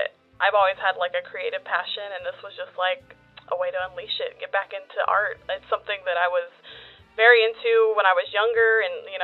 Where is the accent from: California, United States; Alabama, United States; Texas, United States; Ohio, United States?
Texas, United States; Waco; I was born in Waco. I migrated out after high school, but the Waco suck is real. It'll bring you back in. So I'm back in Waco